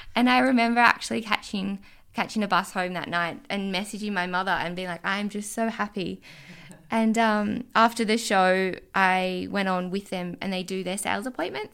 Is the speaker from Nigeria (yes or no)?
no; Orange, New South Wales, Australia; moved away as an adult; also born or lived in Sydney; Orange is my hometown.